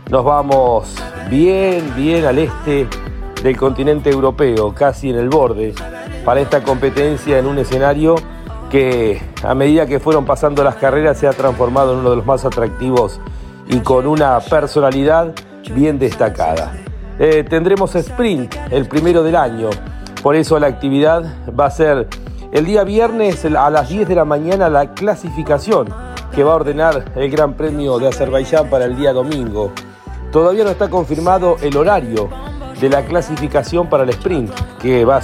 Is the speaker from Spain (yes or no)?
no; Quilmes, Buenos Aires Province, Argentina; Hola Lonchi. Querido … de Quilmes.